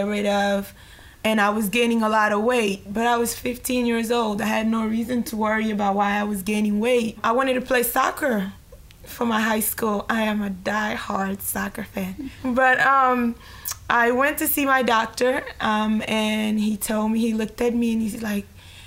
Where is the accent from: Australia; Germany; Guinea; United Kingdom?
Guinea; moved away as an adult; now in Maryland, United States; I'm from West Africa, Guinea